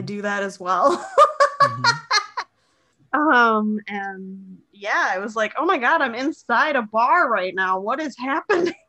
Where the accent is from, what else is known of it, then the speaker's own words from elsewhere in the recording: Moorhead, Minnesota, United States; moved away; my hometown of Moorhead, Fargo Moorhead.